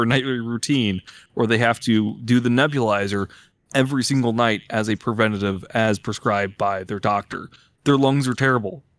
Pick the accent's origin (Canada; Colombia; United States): United States; Illinois; moved away; I'm from Illinois